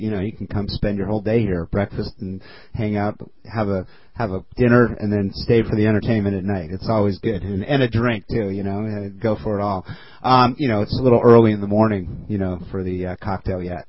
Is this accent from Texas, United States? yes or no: no; Culver City, California, United States; also born or lived in Glendale; I grew up in Culver City, as a matter of fact, as a kid